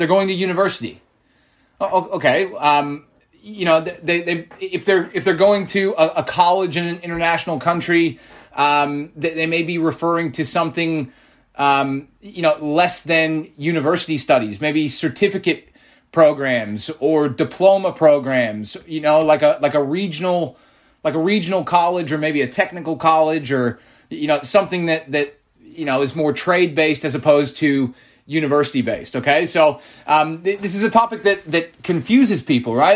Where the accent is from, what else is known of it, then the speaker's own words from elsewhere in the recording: United States; as an American